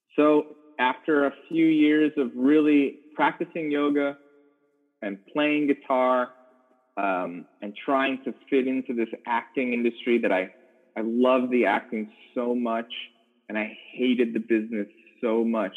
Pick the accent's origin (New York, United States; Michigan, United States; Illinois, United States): Illinois, United States; Chicago; moved away as an adult; also born or lived in Los Angeles; was originally born in Chicago, Illinois.